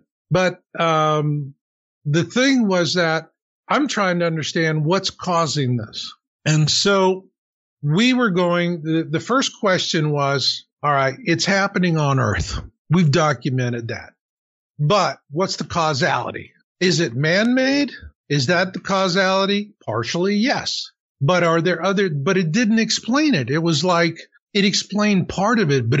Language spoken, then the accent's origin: English; Arizona, United States; I grew up in Arizona